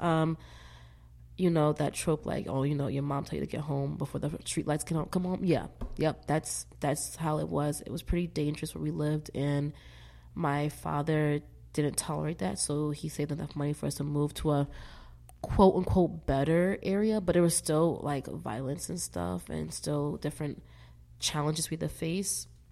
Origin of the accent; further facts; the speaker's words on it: Philadelphia, Pennsylvania, United States; moved away; also born or lived in Vermont; Born in West Philadelphia, born and raised.